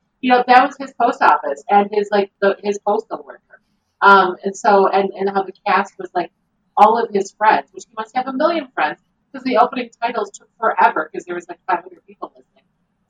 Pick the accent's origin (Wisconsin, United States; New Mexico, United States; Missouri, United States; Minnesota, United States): Wisconsin, United States; Milwaukee; I'm from Milwaukee, and we're so proud of our town.